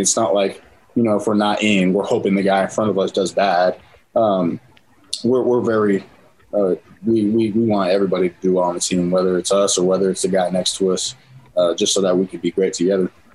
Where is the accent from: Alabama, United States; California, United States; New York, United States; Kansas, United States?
California, United States; San Diego; born or raised there; now in Utah, United States